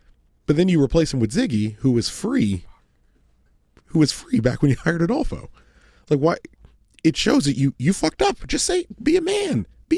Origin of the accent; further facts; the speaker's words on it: United States; I'm an American.